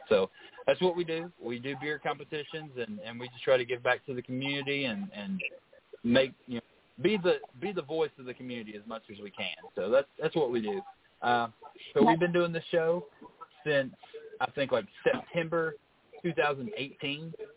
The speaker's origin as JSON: {"language": "English", "region": "Kentucky", "country": "United States", "moved": "yes", "said": "We're we're both from Kentucky originally, so it's it's always nice to go back up there"}